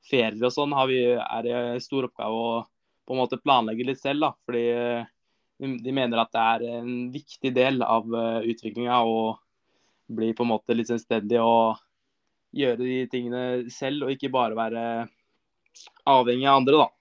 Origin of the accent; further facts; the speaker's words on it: Larkollen, Østfold, Norway; langturer på sommeren er Eh, rundt, rundt Larkollen, der jeg er fra.